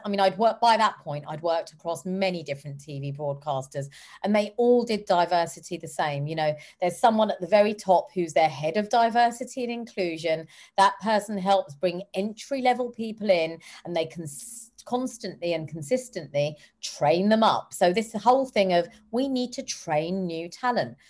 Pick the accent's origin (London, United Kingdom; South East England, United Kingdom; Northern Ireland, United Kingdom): London, United Kingdom; I come from South Hall and Harlesden, where black, brown, and white people live together in harmony